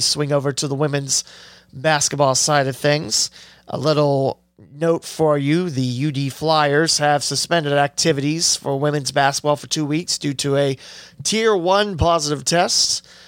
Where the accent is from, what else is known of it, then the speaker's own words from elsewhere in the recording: West Alexandria, Ohio, United States; I grew up in West Alexandria